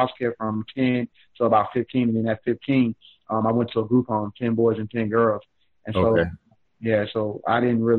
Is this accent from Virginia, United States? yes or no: yes; Richmond, Virginia, United States; now in Atlanta, United States; born and raised in Richmond, Virginia